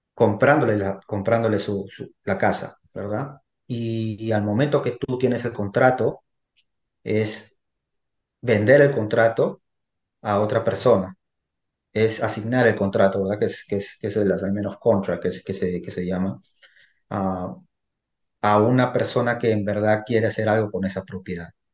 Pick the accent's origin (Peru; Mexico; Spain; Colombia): Peru; now in United States; yo originalmente soy peruano. Yo resido aquí en los Estados Unidos ya más de 20 años aquí en este país